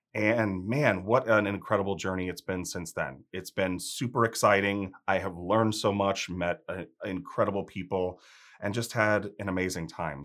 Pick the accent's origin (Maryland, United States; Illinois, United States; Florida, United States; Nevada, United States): Illinois, United States; outside of Chicago; moved away; also born or lived in South Carolina; I grew up outside of Chicago